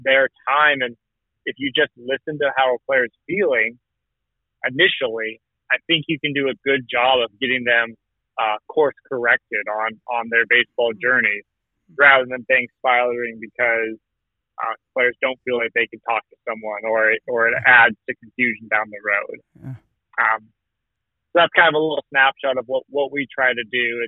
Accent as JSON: {"language": "English", "town": "Morro Bay", "region": "California", "country": "United States", "tie": "born or raised there", "said": "I grew up in Morro Bay, so in a smallish community"}